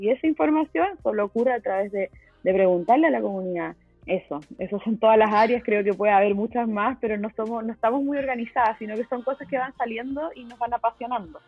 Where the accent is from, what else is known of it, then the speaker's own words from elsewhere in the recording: Chile; moved away as an adult; now in Mexico; soy chilena, vivo en México hace casi seis años